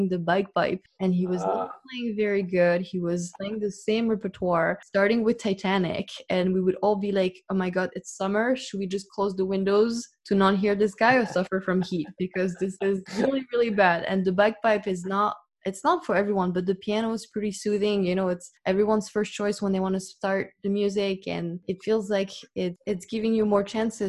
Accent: Paris, Île-de-France, France; growing up in Paris, we do take for granted that the arts are everywhere

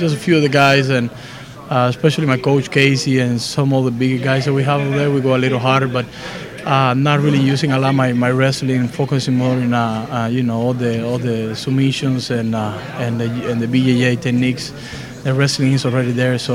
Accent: Cuba; moved away; I'm a wrestler from Cuba.

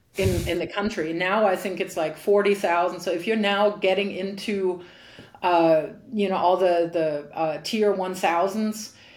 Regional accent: Frankfurt, Hesse, Germany; in my hometown, when when I grew up, there were really really good players. So I was able to train very long in in Frankfurt

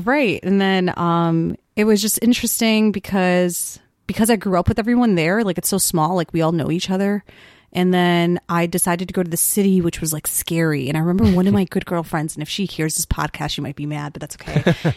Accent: Wheeling, Illinois, United States; accent: suburban; I'm from Wheeling, Illinois

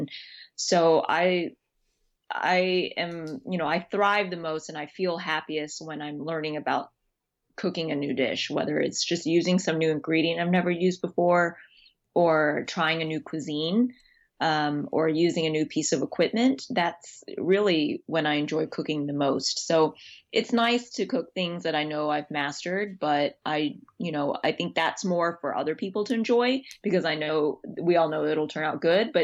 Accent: Texas, United States; I'm from Texas. And so I grew up eating that a lot

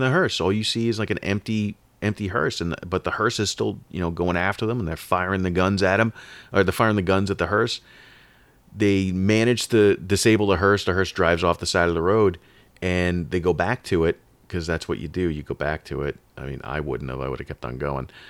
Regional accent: Long Island, New York, United States; I was born in New York, and, and in the eighties on Long Island

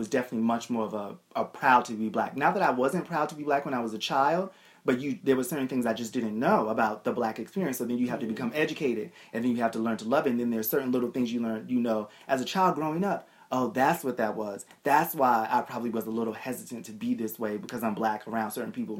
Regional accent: Boston, Massachusetts, United States; I grew up in Boston.

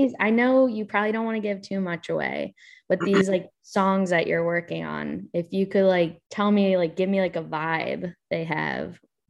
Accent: Delaware, United States; So I'm from Delaware. That's where I am right now, actually.

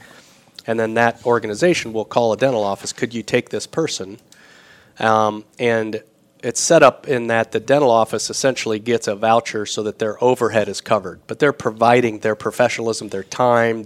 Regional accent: Michigan, United States; moved away as an adult; also born or lived in Indianapolis, Indiana; now in Winona Lake, United States; I was from Michigan.

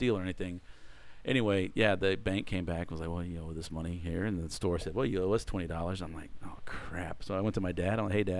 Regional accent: Sugar Land, Texas, United States; also born or lived in Houston; I was born and raised in Sugar Land. Born and raised here, okay. Yeah, down here.

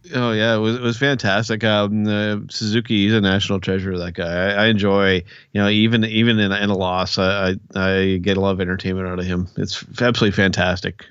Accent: Canada; I'm Canadian

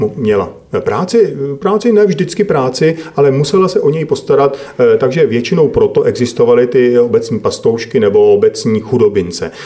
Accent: Domažlice, Plzeň Region, Czechia; jsem e, rodák z Domažlic

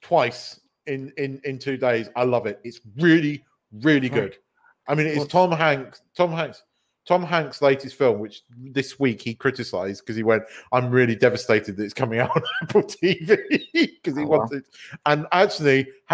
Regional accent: United Kingdom; being a British person

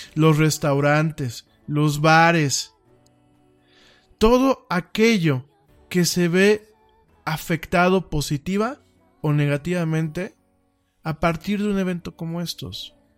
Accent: Mexico; nuestro país

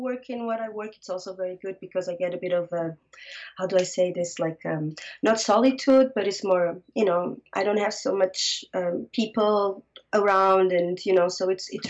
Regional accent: Lisbon, Portugal; English is a second language; moved away as an adult; also born or lived in Germany; So I'm from Lisbon, Portugal. Born and raised

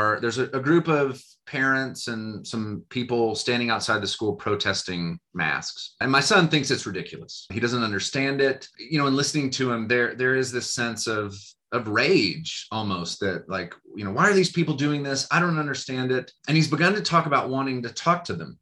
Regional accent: United States; as American people

